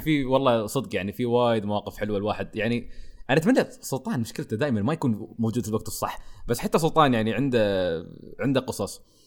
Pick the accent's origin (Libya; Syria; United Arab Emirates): United Arab Emirates; عندنا تحديدا عندنا في الامارات